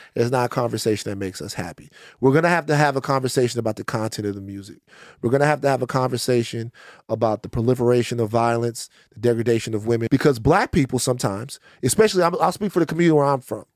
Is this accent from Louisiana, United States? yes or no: yes; Baton Rouge, Louisiana, United States; moved away; I'm from South Baton Rouge